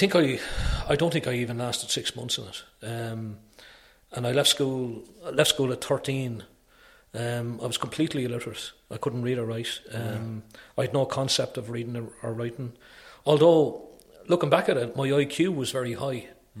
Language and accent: English; Wales, United Kingdom; born there; I was fascinated with it because I was born in Wales, you know.